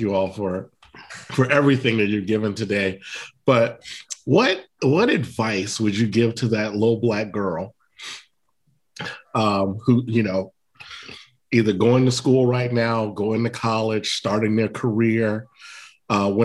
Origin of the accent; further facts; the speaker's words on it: United States; also born or lived in Virginia / North Carolina; I grew up in Virginia, in North Carolina